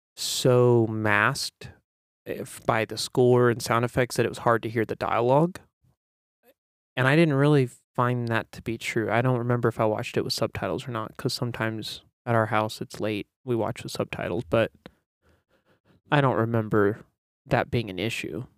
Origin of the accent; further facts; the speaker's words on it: United States; as an American